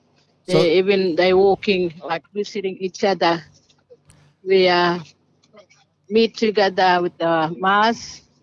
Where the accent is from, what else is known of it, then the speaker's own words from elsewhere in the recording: Elcho Island, Northern Territory, Australia; I'm from Elcho Island, and also my family clan is Darawango, and myself is family ….